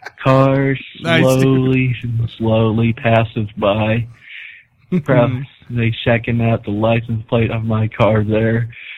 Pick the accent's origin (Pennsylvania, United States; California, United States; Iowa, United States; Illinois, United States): Iowa, United States; small town in; now in Des Moines, United States; my hometown, little small town in Iowa.